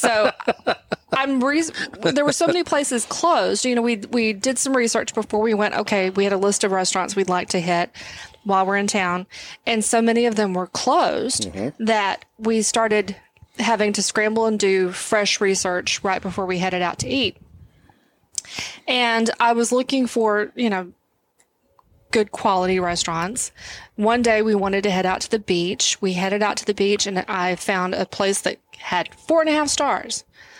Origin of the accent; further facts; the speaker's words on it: Texas, United States; we're from Texas.